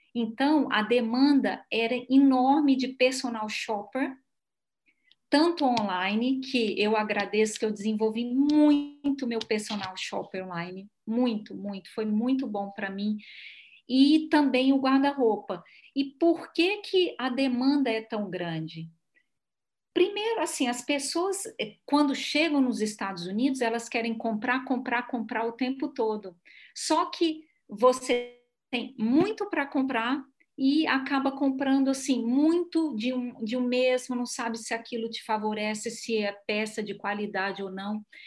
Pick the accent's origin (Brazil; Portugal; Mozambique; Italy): Brazil; moved away as an adult; depois que eu saí do Brasil